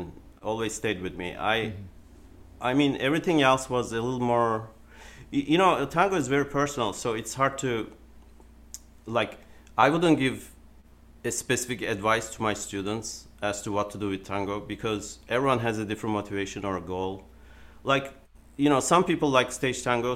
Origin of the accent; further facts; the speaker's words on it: Turkey; moved away; I was born in Turkey, basically. So when I was a child, we would do Turkish folk dancing